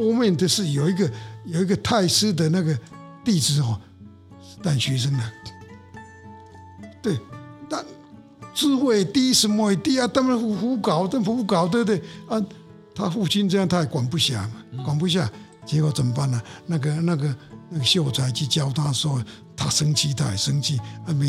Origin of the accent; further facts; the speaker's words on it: Hsinchu, Taiwan; born there; 新竹生就是是是是室内的，室内的，